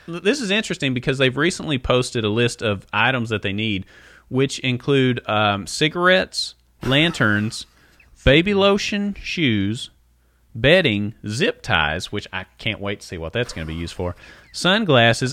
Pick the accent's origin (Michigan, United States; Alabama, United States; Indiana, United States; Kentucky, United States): Kentucky, United States; Letcher County; we're from Letcher County